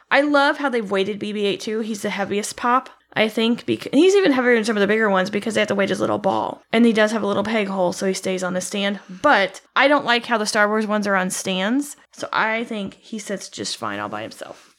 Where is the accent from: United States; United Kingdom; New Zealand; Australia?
United States; Midwest; I'm from the Midwest